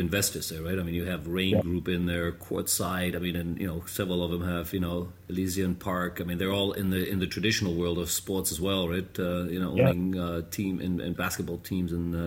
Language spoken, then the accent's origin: English; Cologne, North Rhine-Westphalia, Germany; Cologne is my hometown